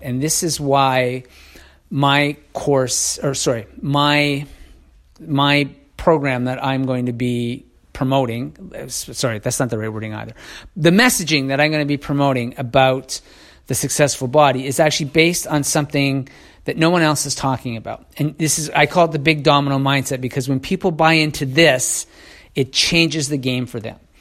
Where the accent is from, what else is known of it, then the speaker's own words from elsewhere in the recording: Canada; I'm Canadian